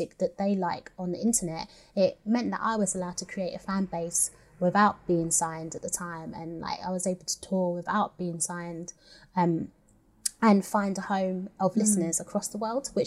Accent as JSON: {"language": "English", "region": "London", "country": "United Kingdom", "said": "a British girl from South Woodford"}